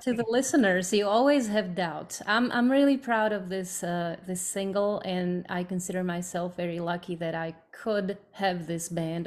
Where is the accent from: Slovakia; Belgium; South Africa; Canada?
Slovakia; English is a second language; moved away as an adult; now in United States; I'm from Slovakia